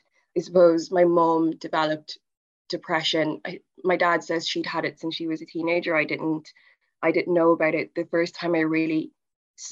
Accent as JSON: {"language": "English", "region": "England", "country": "United Kingdom", "tie": "born or raised there", "said": "I was born in England"}